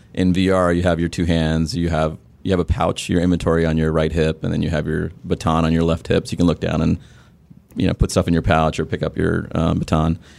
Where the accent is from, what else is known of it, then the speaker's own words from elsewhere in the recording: Sri Lanka; I grew up in Sri Lanka, which was a British colony